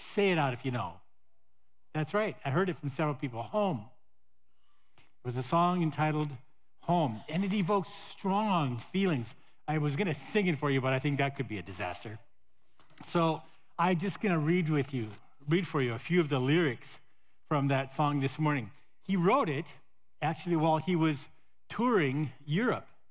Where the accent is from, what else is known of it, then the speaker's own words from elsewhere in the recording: Montana, United States; moved away; my hometown in Montana